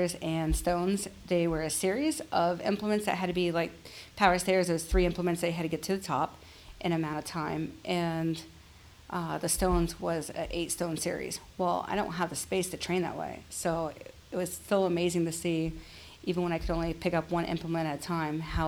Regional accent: Columbus, Ohio, United States; my hometown

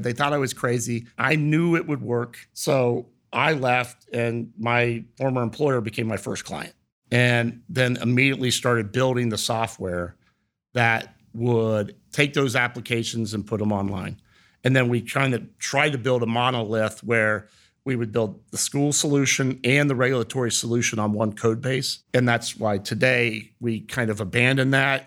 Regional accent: Reynoldsburg, Ohio, United States; also born or lived in Heidelberg, Germany; my upbringing was in Reynoldsburg, Ohio.

